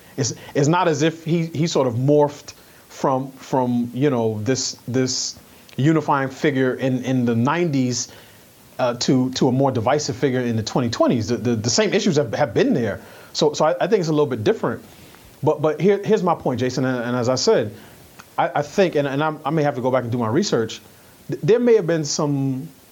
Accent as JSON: {"language": "English", "region": "New York", "country": "United States", "tie": "born or raised there", "said": "I grew up in New York"}